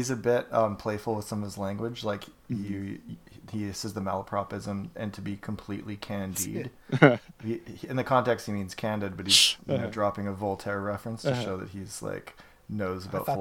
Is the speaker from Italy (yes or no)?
no; Canada; if you know a little bit of French like I do, because I'm Canadian